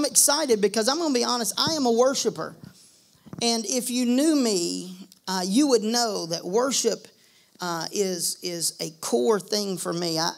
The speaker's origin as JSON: {"language": "English", "town": "Georgetown", "region": "South Carolina", "country": "United States", "moved": "yes", "said": "We are from originally from South Carolina. I'm from Georgetown."}